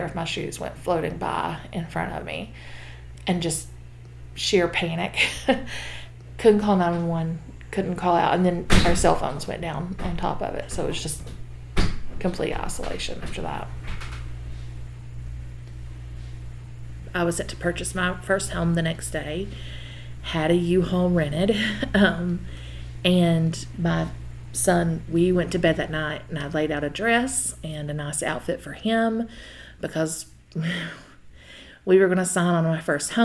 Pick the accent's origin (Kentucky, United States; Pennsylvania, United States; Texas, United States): Kentucky, United States; McRoberts; now in Jenkins, United States; I'm originally from McRoberts, Kentucky. Recently moved to Jenkins, Kentucky